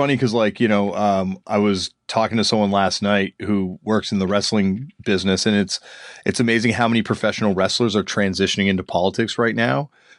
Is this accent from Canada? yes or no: yes; Canada; I'm from Canada